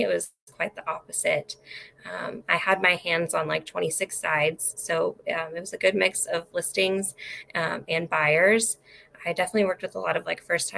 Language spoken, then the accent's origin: English; Mexico, Missouri, United States; also born or lived in California; I have lived in Mexico, Missouri for most of my life. I moved here from California when I was about 7